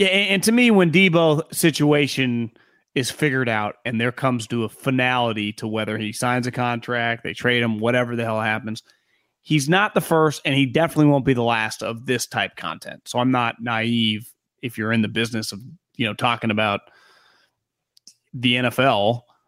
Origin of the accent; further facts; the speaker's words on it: Sacramento, California, United States; we grew up around the Kings and Arco Arena when they were really good